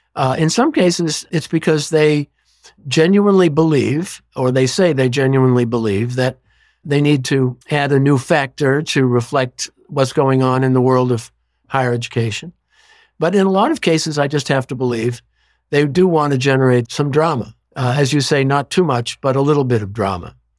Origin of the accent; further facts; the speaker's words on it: Boston, Massachusetts, United States; growing up in Boston